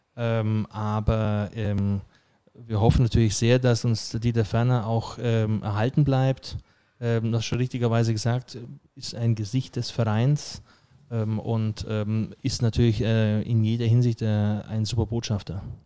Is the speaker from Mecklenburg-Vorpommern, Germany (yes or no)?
no; Friedberg, Bavaria, Germany; moved away; also born or lived in Merzig; gebürtiger Bayer aus Friedberg bei Augsburg kommend und natürlich versuche ich Hochdeutsch zu sprechen.